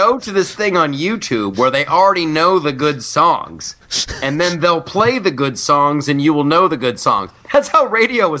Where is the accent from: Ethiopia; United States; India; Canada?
United States; I'm American.